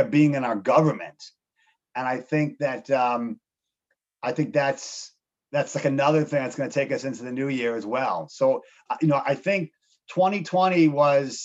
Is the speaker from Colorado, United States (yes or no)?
no; Chicago, Illinois, United States; also born or lived in Montreal, Canada; I grew up in Chicago, outside the city.